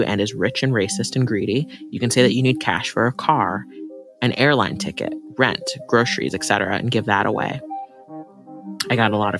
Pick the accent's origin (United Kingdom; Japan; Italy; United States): United States; Ohio; now in Vermont, United States; I'm from Ohio. I'm fat. I'm trans. I'm from like a working poor background.